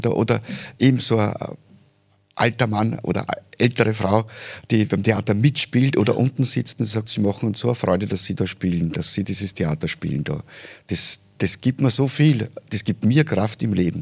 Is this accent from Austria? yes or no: yes; Oberfellabrunn, Lower Austria, Austria; in Oberfellerbrunn, wo ich aufgewachsen bin, das ist gleich bei Hollerbrunn